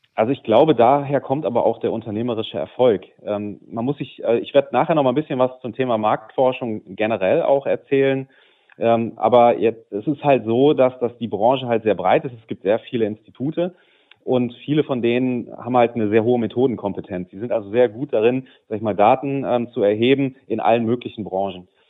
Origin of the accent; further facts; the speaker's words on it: Düsseldorf, North Rhine-Westphalia, Germany; also born or lived in Cologne; als Düsseldorfer